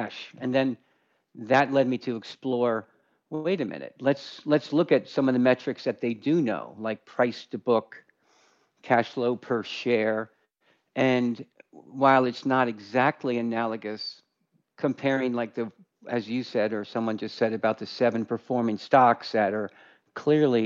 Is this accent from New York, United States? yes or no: yes; Westchester County, New York, United States; I grew up in Westchester County, New York